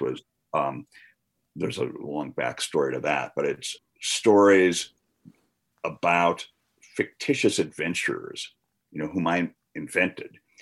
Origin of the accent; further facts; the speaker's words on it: Wisconsin, United States; now in Missoula, United States; I grew up in the Midwest in Wisconsin